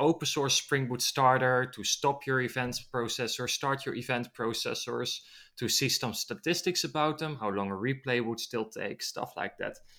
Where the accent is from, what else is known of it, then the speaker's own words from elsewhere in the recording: Netherlands; I'm from the Netherlands